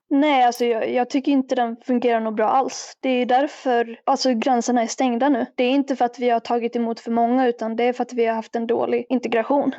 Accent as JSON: {"language": "Swedish", "town": "Rättvik", "region": "Dalarna County", "country": "Sweden", "moved": "yes", "lives_now": "Falun, Sweden", "said": "jag kommer ju från Rättvik egentligen, jag bor i Falun nu"}